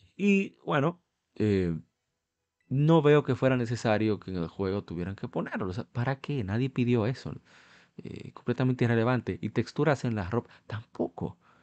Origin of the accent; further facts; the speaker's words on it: Dominican Republic; Nosotros somos de República Dominicana